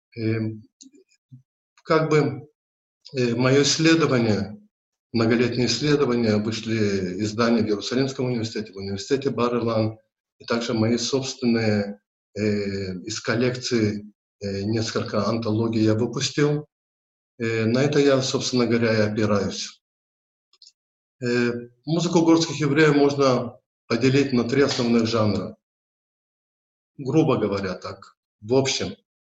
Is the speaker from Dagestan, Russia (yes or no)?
yes; Derbent, Dagestan, Russia; also born or lived in Makhachkala; Родился я в Дербенде, э, в традиционной патриархальной еврейской семье